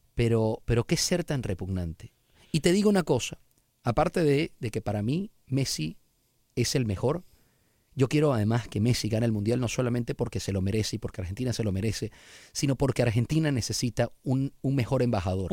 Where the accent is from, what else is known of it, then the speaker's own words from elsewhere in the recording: Venezuela; now in United States; en mi país, en Venezuela